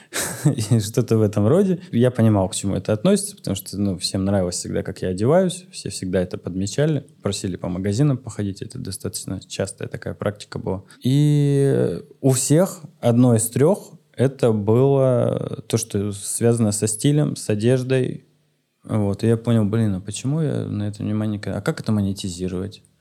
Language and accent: Russian; Siberia, Russia; я просто викинг из Сибири. Э, плюшевый викинг.